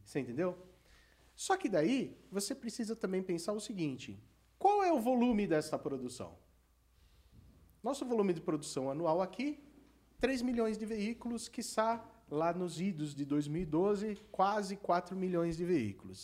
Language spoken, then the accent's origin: Portuguese; Santo André, São Paulo, Brazil; quando eu estudava em Santo André, eu nasci em Santo André, no, no Instituto Coração de Jesus, que eu fiz até a oitava série